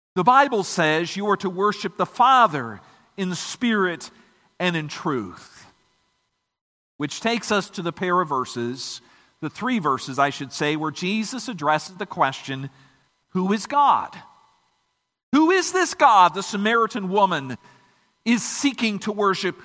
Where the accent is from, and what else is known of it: Michigan, United States